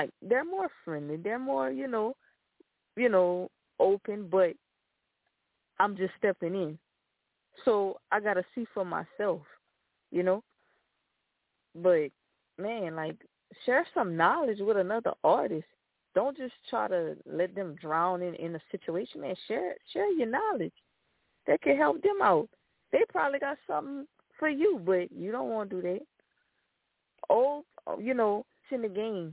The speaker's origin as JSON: {"language": "English", "town": "Lafayette", "region": "Louisiana", "country": "United States", "said": "I'm from Lafayette"}